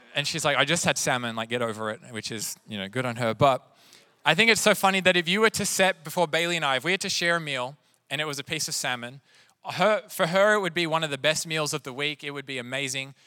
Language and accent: English; Sydney, New South Wales, Australia; now in Wilmington, United States; I grew up in Sydney, which is also known for its seafood